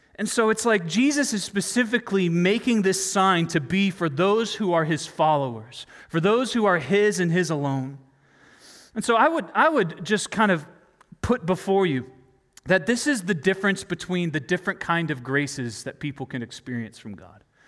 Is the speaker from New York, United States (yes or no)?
no; North Carolina, United States; I grew up in North Carolina